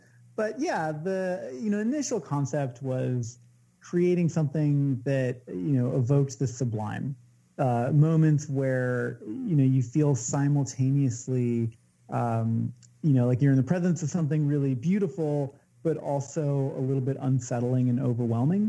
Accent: Washington, United States; growing up in Washington State, where you're surrounded by the vastness of the natural world

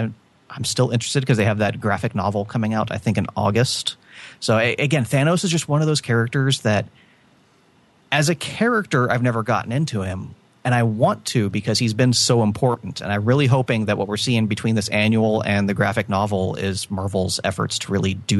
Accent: Georgia, United States; now in Florida, United States; I live in Florida, but I was born in Georgia, and I traveled up there quite frequently as a kid to visit my grandparents' family up there.

